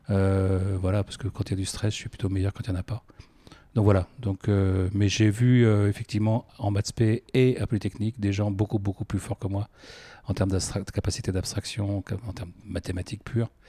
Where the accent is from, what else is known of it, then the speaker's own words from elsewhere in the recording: Versailles, Île-de-France, France; also born or lived in Paris; dès l'âge de 3 ans, j'ai émigré à Versailles et j'ai grandi à Versailles jusqu'à la prépa. Euh, après, j'ai vécu à Paris ou en proche banlieue.